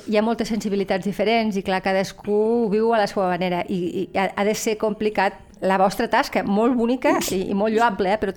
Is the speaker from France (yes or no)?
no; Morocco; now in Lleida, Spain; De, de Marroc, jo del Marroc.